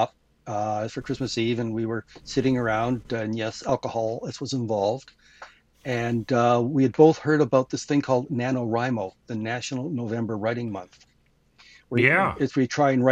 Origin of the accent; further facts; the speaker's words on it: Canada; being a Canadian